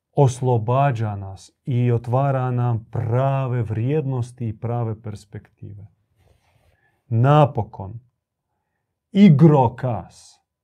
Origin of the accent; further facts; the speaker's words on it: Croatia; tu kod nas u Hrvatskoj